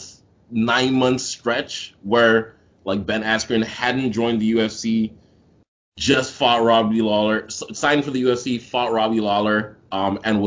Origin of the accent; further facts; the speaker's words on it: Nigeria; I'm Nigerian